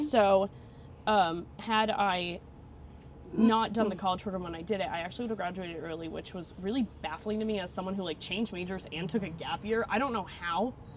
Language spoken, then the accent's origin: English; Vermont, United States; born or raised there; moved away as an adult; now in Florida, United States